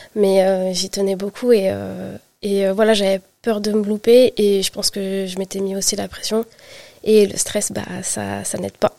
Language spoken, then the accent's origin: French; France; also born or lived in Île-de-France / Brittany; j'ai grandi en Île-de-France, puis en Bretagne, et je suis revenue, euh, en région parisienne